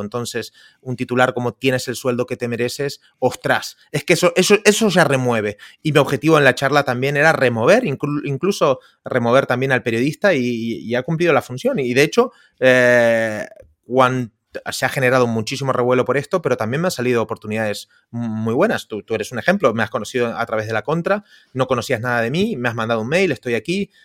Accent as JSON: {"language": "Spanish", "country": "Argentina", "tie": "born or raised there", "also_born_or_lived": "Indonesia / Costa Rica", "moved": "yes", "lives_now": "Barcelona, Spain", "said": "yo, soy de Argentina, hace 20 años que vivo aquí en, España"}